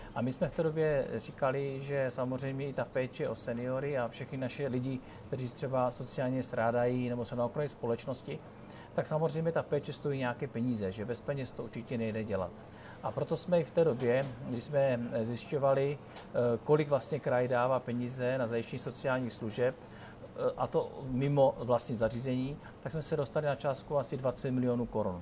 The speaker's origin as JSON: {"language": "Czech", "town": "Ostrava", "region": "Moravian-Silesian Region", "country": "Czechia", "tie": "born or raised there", "said": "já jsem přímo rodák z Ostravy, takže celý život žiji v tomto kraji"}